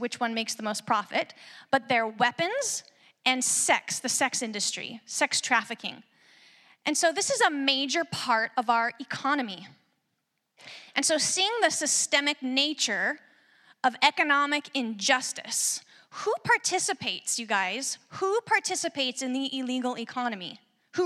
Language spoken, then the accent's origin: English; Sequim, Washington, United States; now in Salem, United States; I'm originally from Washington, from Squim, Washington, out on the Olympic Peninsula.